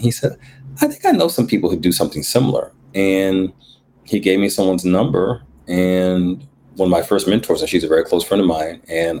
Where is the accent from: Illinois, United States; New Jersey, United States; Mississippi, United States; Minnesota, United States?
New Jersey, United States; born there; Because I was born in Jersey, so there's something in the water about people from New York.